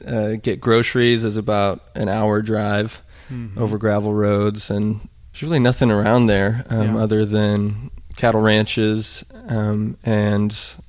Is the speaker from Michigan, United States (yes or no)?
no; Birney, Montana, United States; also born or lived in Sheridan, Wyoming; Well, I was born in Sheridan, Wyoming, actually, which is just a little ways from Burney, Montana, where my parents have a cattle ranch.